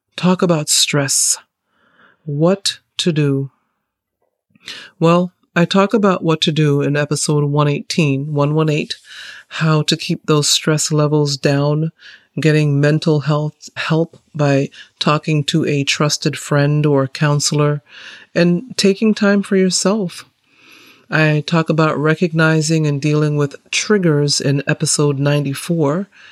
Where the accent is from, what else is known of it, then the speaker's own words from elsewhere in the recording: Massachusetts, United States; also born or lived in Saint Kitts; I grew up in Massachusetts, in the Great North, near the Canadian border